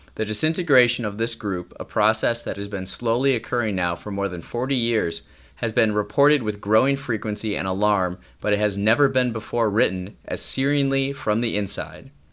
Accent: Wisconsin, United States; moved away as an adult; now in Chicago, United States; I'm from Wisconsin

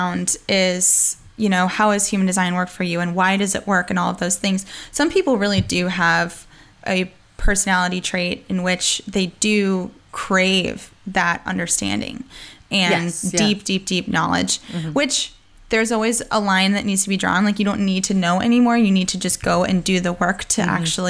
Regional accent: United States; accent: a little bit of Southern accent; now in North Carolina, United States; I am American.

